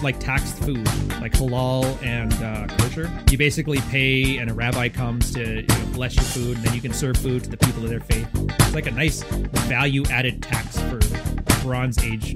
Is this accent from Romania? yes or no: no; Canada; also born or lived in Montreal; I'm Canadian, though. Like, dude, I was on the West Coast my whole life.